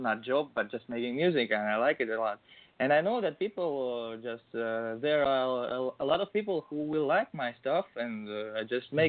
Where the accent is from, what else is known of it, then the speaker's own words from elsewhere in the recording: Russia; Two little towns in Russia, which one of them my hometown